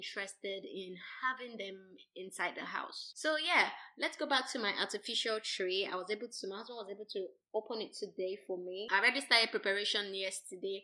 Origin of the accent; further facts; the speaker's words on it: Nigeria; I am a Nigerian, and where I grew up, having a Christmas tree was not common